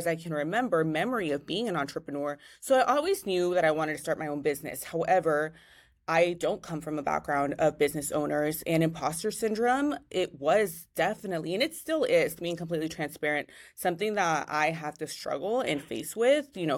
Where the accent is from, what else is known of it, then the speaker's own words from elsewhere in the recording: Richmond, California, United States; I grew up in Richmond, California.